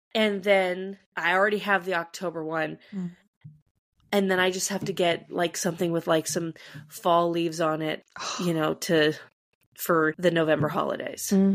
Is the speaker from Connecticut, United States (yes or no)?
no; California, United States; As a Californian